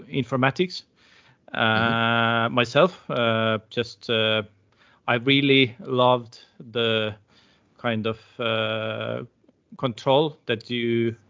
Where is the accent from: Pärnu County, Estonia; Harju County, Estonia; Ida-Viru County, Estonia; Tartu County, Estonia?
Tartu County, Estonia; Tartu; also born or lived in Algeria; I am originally from Tartu, so I have lived most of my life in Tartu.